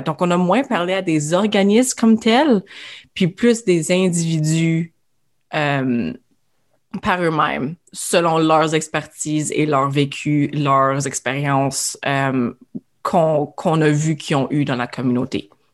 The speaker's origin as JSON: {"language": "French", "town": "Iroquois Falls", "region": "Ontario", "country": "Canada", "tie": "born or raised there", "said": "Je suis originaire d'Iroquois Falls, au nord de l'Ontario."}